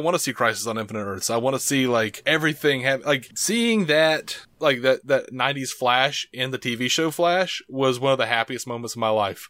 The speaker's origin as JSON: {"language": "English", "town": "Birmingham", "region": "Alabama", "country": "United States", "said": "I'm from the South, so we're all from Birmingham, most of us."}